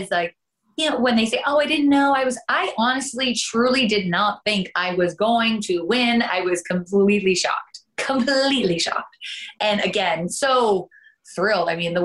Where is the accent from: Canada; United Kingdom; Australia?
Canada; accent: Canadian; moved away as an adult; now in United States; I am originally from Canada and I ended up coming down for pilot season.